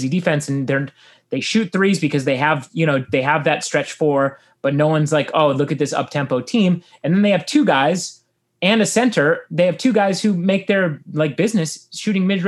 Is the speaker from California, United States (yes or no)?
no; Phoenix, Arizona, United States; moved away; someone who grew up in Phoenix